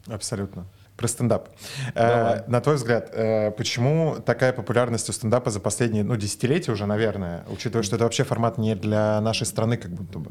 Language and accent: Russian; Moscow, Russia; я просто родился в Москве